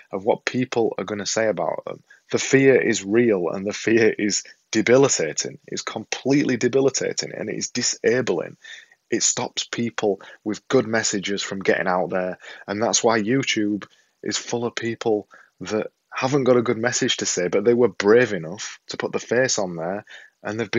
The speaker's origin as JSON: {"language": "English", "region": "Yorkshire and the Humber", "country": "United Kingdom", "accent": "Yorkshire", "said": "I've got this silly Yorkshire accent"}